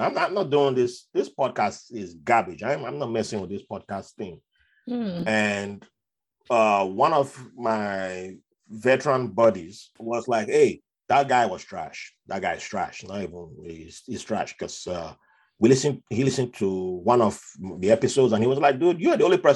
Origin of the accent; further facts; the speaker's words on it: Nigeria; moved away as an adult; now in United States; how I grew up in Nigeria